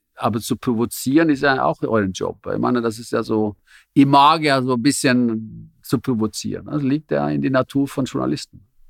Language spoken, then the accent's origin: German; Norway; German is a second language; moved away as an adult; also born or lived in Zürich, Switzerland; now in Germany; ich bin ein Norweger